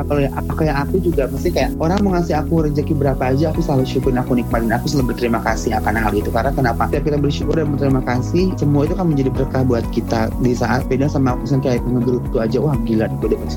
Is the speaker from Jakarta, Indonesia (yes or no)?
no; South Cianjur, West Java, Indonesia; aku tuh dari kalau kamu tahu kampung aku tuh kampung tuh jauh banget dari kota mm-hmm. dan benar kampung.